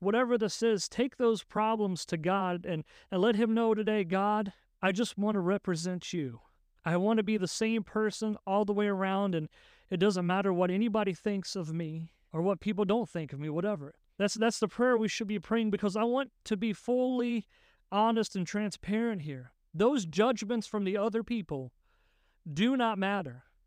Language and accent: English; West Virginia, United States; I grew up in West Virginia